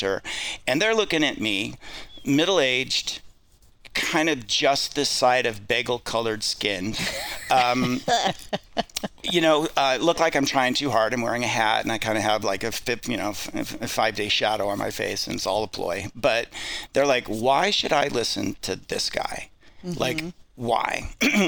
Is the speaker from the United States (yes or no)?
yes; Idaho, United States; I'm from Idaho